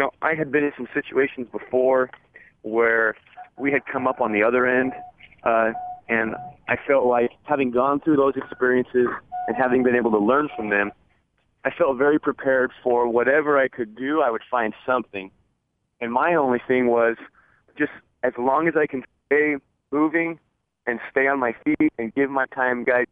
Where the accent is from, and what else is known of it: Arizona, United States; born or raised there